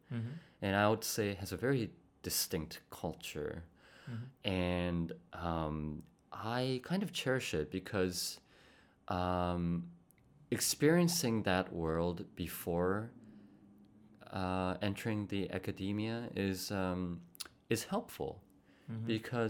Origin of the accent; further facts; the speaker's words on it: Bogotá, Colombia; born there; also born or lived in Spain / Costa Rica / Poland / South Korea; So I was born in Bogota, Colombia.